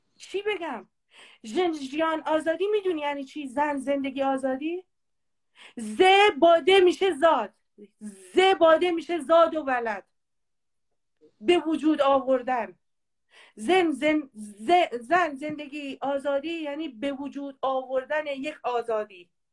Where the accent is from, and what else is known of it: Kurds, Kurdistan, Iran